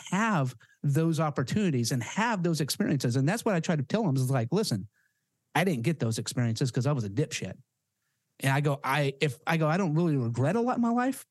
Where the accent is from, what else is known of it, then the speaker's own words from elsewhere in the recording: Yukon, Oklahoma, United States; now in San Diego, United States; I grew up in Yukon, Oklahoma